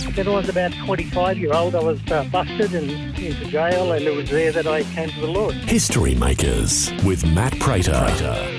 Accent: Coffs Harbour, New South Wales, Australia; you and I grew up in Coffs Harbour

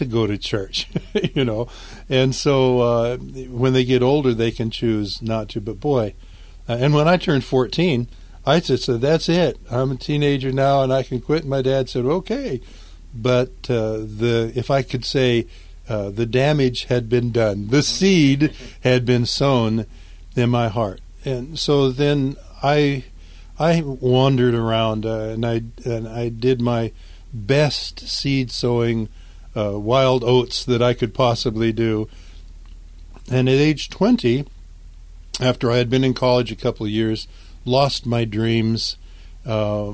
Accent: California, United States; I was raised in California and out in the desert in California. My family moved from Southern California out to the desert

